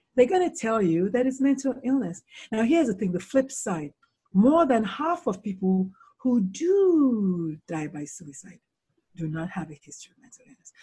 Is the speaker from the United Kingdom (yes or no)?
no; Nigeria; moved away as an adult; also born or lived in South Carolina, United States; now in United States; so I was born in Nigeria, born, born in Nigeria